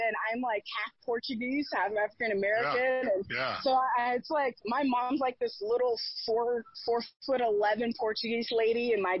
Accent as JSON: {"language": "English", "country": "Canada", "said": "Like, I'm Canadian."}